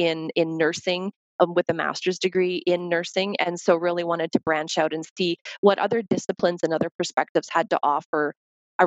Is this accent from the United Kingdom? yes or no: no; Canada; moved away as an adult; also born or lived in United States; as a Canadian nurse